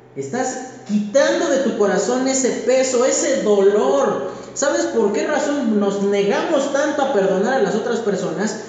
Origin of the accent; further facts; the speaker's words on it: Mexico; Como mexicanos